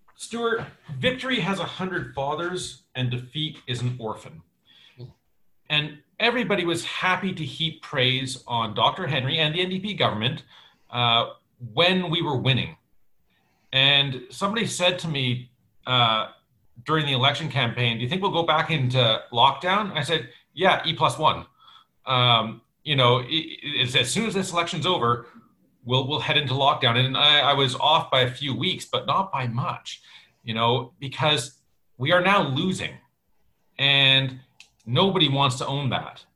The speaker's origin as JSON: {"language": "English", "area": "North Shore", "region": "British Columbia", "country": "Canada", "tie": "born or raised there", "also_born_or_lived": "Langley", "said": "I grew up on the North Shore."}